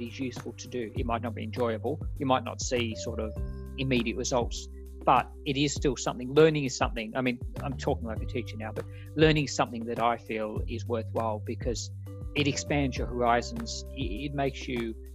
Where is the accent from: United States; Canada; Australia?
Australia; moved away; As an Australian